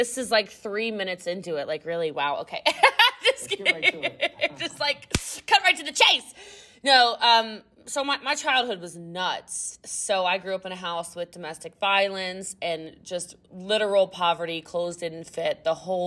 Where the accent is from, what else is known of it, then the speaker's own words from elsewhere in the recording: Middletown, Maryland, United States; moved away; I'm from Maryland originally. So I'm from Frederick County. I'm from Middletown